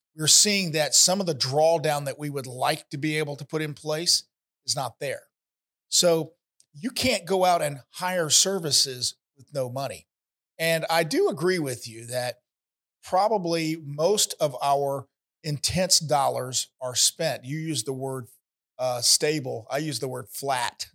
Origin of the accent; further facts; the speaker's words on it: Ocala, Florida, United States; my hometown, Ocala